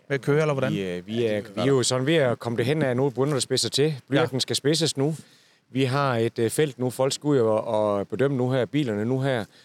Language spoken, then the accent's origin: Danish; Zealand, Denmark; selvom jeg er fra Sjælland.